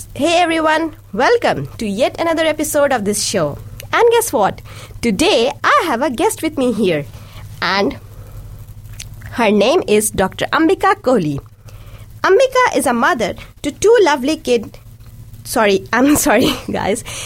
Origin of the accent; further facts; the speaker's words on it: India; first language Hindi and Urdu; English is a second language; now in Dunedin, New Zealand; I'm from India and a mom of a two year old boy. Along with English, I can speak two more languages, Hindi and Urdu, both of which are my mother tongues.